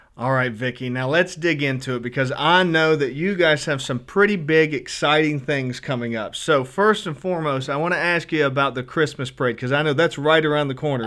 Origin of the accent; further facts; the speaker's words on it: Spring Hill, West Virginia, United States; I grew up in Spring Hill